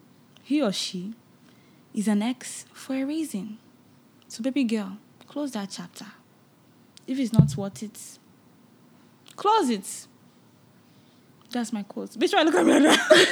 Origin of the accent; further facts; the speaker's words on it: Nigeria; But I think it's just overall, it's a wonderful thing, you know, as a Nigerian to be able to put that out there.